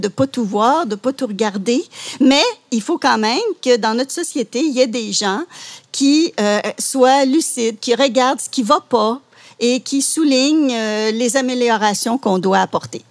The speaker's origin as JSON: {"language": "French", "area": "Laurentides", "region": "Quebec", "country": "Canada", "tie": "born or raised there", "also_born_or_lived": "Outaouais", "moved": "as an adult", "lives_now": "Gatineau, Canada", "said": "je suis originaire, euh, des Laurentides. Et je suis venue dans la région, comme beaucoup, pour, euh, gagner ma vie"}